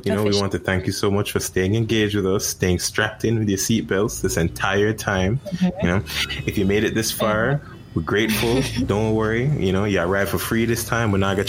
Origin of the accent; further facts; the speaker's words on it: Arizona, United States; Like Arizona, but that's also another thing.